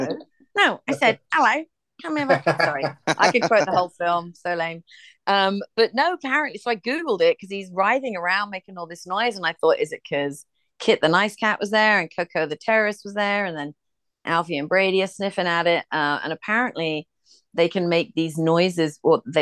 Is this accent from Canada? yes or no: no; England, United Kingdom; also born or lived in Ireland (ancestry); now in United States; I'm from England